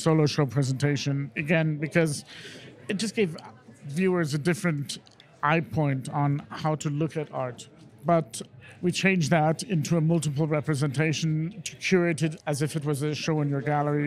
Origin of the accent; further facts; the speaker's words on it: London, United Kingdom; also born or lived in Iran; Grew up in London, where I've been living